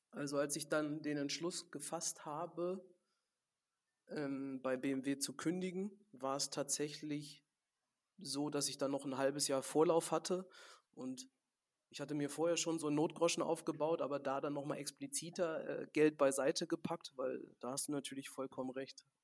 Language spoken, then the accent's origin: German; Gladbeck, North Rhine-Westphalia, Germany; dass hier in Gladebeck, da wo wir unseren Betrieb haben, da ist halt das Elternhaus von mir, wo ich aufgewachsen bin und das meiner Großeltern direkt nebeneinander.